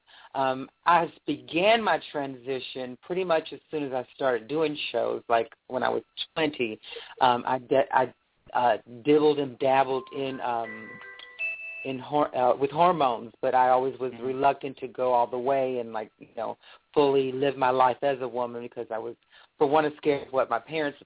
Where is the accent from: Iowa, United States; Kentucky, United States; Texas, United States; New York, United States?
Kentucky, United States; Louisville; I'm originally from Louisville, Kentucky, born and raised here.